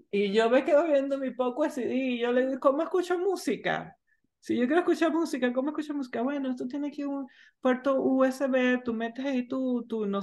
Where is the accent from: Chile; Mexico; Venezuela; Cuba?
Venezuela; moved away; Yo cuando, yo cuando yo me vine de Venezuela cargando mi paquete de CDs, ¿no?